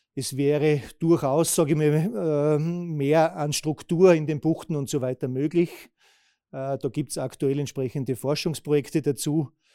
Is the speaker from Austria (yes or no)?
yes; Austria; bei uns in Österreich